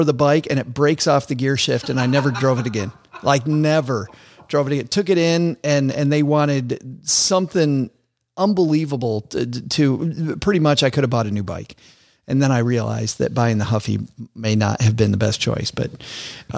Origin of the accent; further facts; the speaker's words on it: West Michigan, United States; I grew up in West Michigan